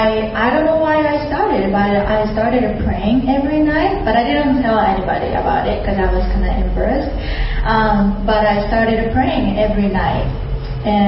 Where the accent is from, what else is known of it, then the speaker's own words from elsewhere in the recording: Japan; English is a second language; I'm from Japan, and my families are believers in Buddhism, so I grew up in that family